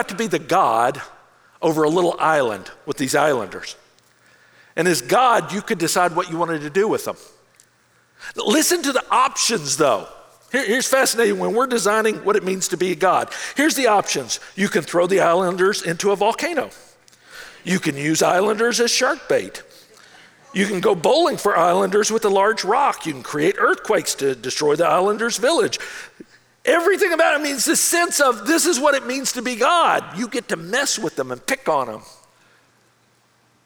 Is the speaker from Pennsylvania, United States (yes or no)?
no; Memphis, Tennessee, United States; my hometown in Memphis